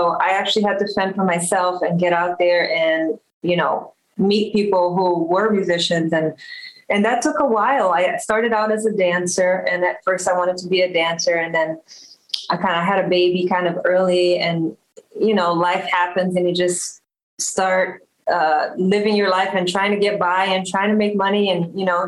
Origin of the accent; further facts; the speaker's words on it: Rio de Janeiro, Brazil; English is a second language; also born or lived in Belgium; now in United States; Like you said, I'm from Rio de Janeiro, Brazil, and I've been living in the U.S. over 20 years. I was actually born in Belgium, but just by chance, because my dad was working there.